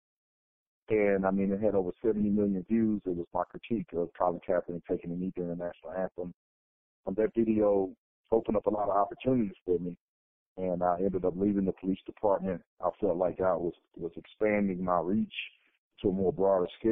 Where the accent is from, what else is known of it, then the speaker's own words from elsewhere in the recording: Fort Worth, Texas, United States; moved away as an adult; also born or lived in Arizona; I was born and raised in Fort Worth, Texas